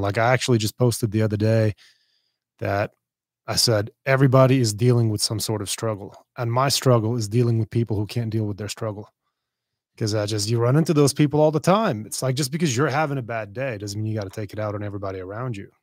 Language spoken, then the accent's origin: English; Beirut, Beirut Governorate, Lebanon; moved away; I'm from Beirut. Yeah, I'm from Lebanon